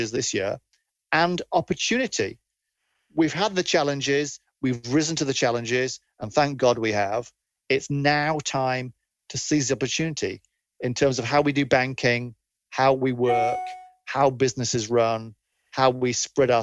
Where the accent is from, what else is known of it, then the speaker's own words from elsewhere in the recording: Leeds, Yorkshire and the Humber, United Kingdom; I grew up in Leeds